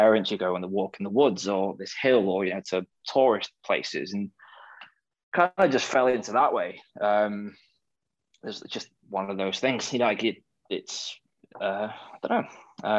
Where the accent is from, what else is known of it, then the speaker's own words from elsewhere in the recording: North Wales, United Kingdom; I grew up in a small town in North Wales